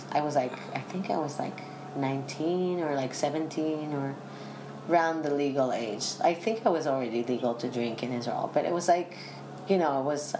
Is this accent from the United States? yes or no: no; United Kingdom; Both my parents are from London, so yeah. I'm British.